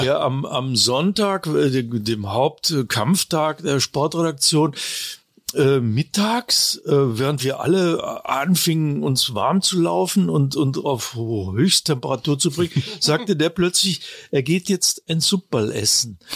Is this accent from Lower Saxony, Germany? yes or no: yes; Braunschweig, Lower Saxony, Germany; moved away as an adult; also born or lived in Italy; now in Munich, Germany; ich bin ja von, von Braunschweig, meiner Heimatstadt aus, nach München gekommen